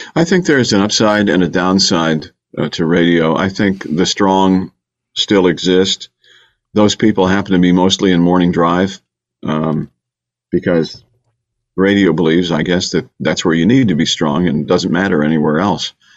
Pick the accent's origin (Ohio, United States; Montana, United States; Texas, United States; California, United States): Ohio, United States; Bay Village; moved away as an adult; also born or lived in Detroit / Miami; now in Houston, United States; I'm from Bay Village, Ohio, okay? which is a great community on Lake Erie, west of Cleveland. But Houston is my home